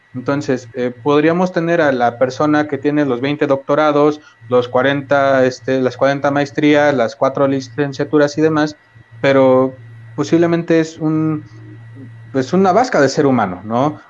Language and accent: Spanish; Mexico; como mexicanos